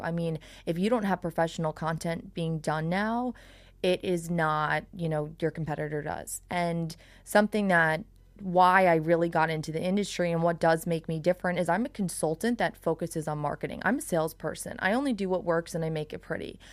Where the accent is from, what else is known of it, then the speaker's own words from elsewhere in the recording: Long Island, New York, United States; now in South Florida, United States; I'm from Long Island.